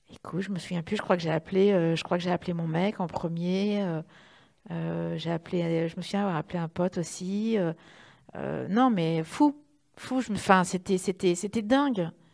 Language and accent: French; Reims, Grand Est, France